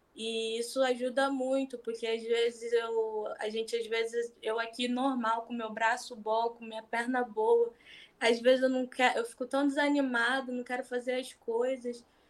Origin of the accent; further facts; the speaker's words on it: Rio de Janeiro, Brazil; sou do Rio de Janeiro